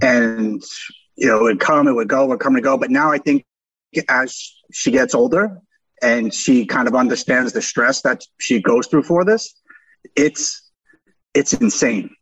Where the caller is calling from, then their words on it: Ponte Vedra, Florida, United States; calling from Ponte Vedra, Florida